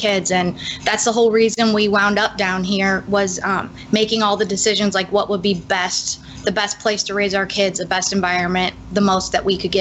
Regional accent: St. Louis, Missouri, United States; moved away as an adult; also born or lived in Rock Island, Illinois / Ohio / Seattle / California; I was born in Rock Island, Illinois, but grew up in St. Louis

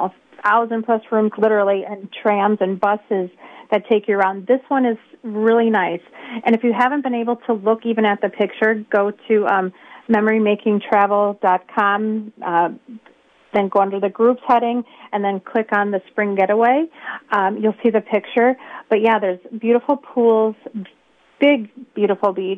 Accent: Rubicon, Wisconsin, United States; I'm from Rubicon

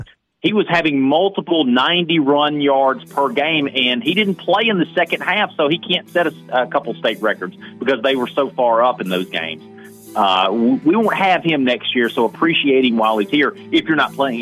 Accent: Houston, Mississippi, United States; Houston, who's a 4A school, my hometown.

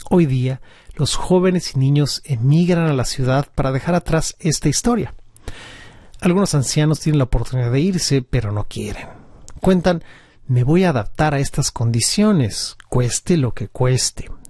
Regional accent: Central Java, Indonesia; En Java, de donde soy originario, las zonas costeras están amenazadas por la deforestación

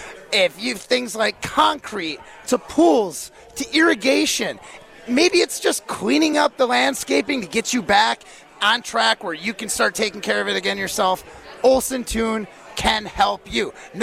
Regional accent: Midwest, United States; as a Midwesterner

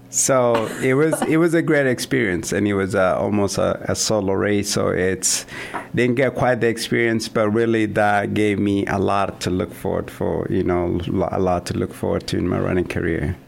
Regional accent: Kenya; moved away as an adult; also born or lived in Kansas / Vermillion, South Dakota; now in Sioux Falls, United States; I'm originally from Kenya, um, a small town in the southern part of Kenya. Um, was born and raised there.

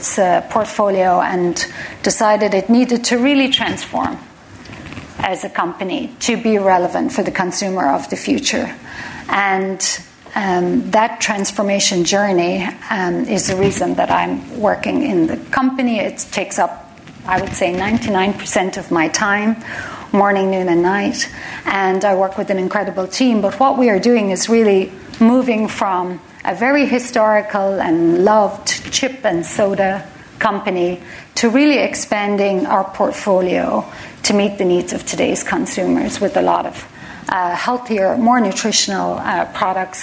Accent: Cork, Munster, Ireland; moved away as an adult; also born or lived in Dublin; now in Chicago, United States; I am a Cork woman. I grew up in Cork.

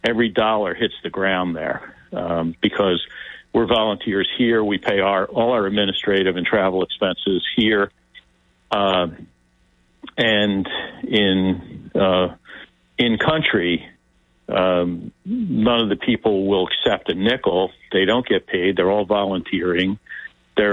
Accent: United States; we're from America.

